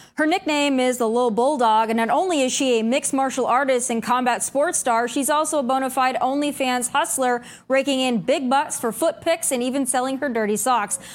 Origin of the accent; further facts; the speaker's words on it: South Dakota, United States; my home state of South Dakota